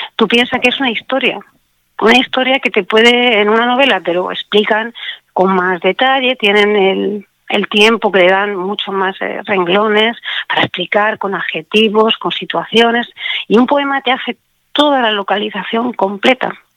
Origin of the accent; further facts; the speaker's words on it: Alicante, Valencian Community, Spain; soy de Alicante, entonces he vivido mucho tiempo al lado del mar